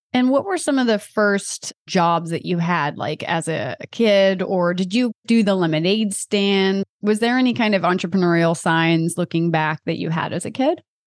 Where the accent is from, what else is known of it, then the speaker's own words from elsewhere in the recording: Delaware, United States; I'm from Delaware